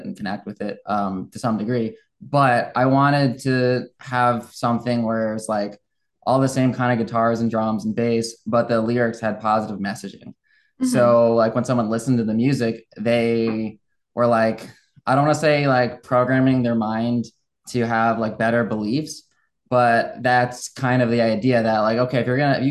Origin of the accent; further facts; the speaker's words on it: just north of New York City, United States; moved away as an adult; also born or lived in Clearwater, Florida / Naples, Florida / Midwest; now in Florida, United States; I grew up just north of New York City